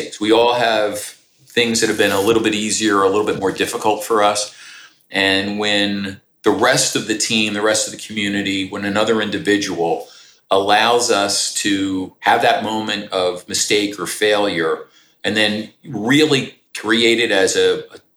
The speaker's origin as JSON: {"language": "English", "town": "Philadelphia", "region": "Pennsylvania", "country": "United States", "tie": "born or raised there", "said": "I do what I do for a living at the most exciting company in my hometown here in Philadelphia"}